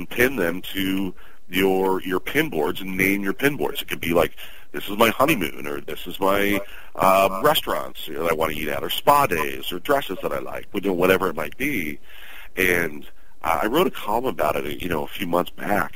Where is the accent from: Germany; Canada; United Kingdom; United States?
United States; New York; also born or lived in the South (US); Being a New Yorker